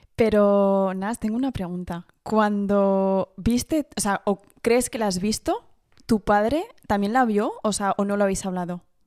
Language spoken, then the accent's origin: Spanish; Paris, Île-de-France, France; soy francesa, como decían así, que he, bueno, he nacido en París, eh, pero mis dos padres son españoles